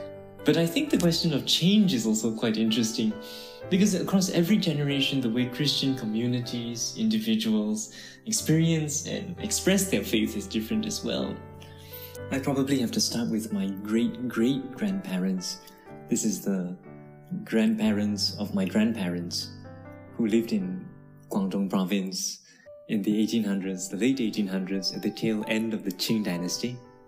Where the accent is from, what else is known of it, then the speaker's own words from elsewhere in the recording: Singapore; moved away as an adult; also born or lived in United States / Canada; I was born in Singapore in 1991. As far back as I can trace, I'm the fifth generation of Christians on my father's side of the family, and possibly the fourth generation on my mom's side.